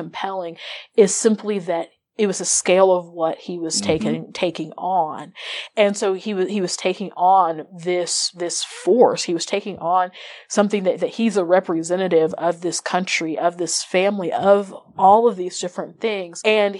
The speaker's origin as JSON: {"language": "English", "region": "Midwest", "country": "United States", "said": "I'm from the Midwest and from the country."}